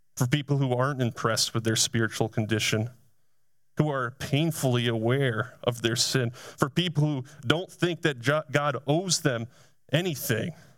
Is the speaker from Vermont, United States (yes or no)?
yes; Essex, Vermont, United States; I grew up in the town of Essex, Vermont